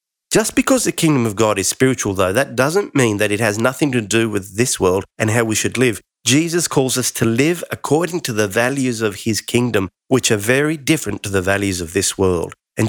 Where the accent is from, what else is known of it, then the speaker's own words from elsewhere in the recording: Australia; Now, I grew up in Australia, and years ago when I actually turned 18, I went to my local doctor here